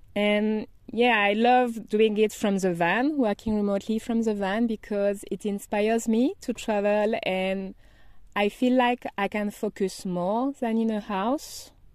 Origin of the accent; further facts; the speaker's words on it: Brittany, France; English is a second language; moved away as an adult; also born or lived in Paris, France / Madrid, Spain; I'm from France, as you might notice. And I grew up in a small town by the Atlantic Ocean in Brittany, Bretagne, in French